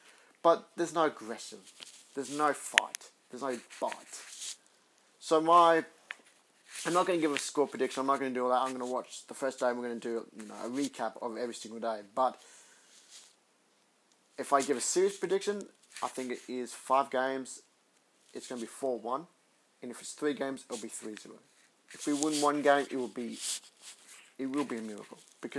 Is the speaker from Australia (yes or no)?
yes; Western Australia, Australia; I'm West Australian, so I always go for the Western Australian players.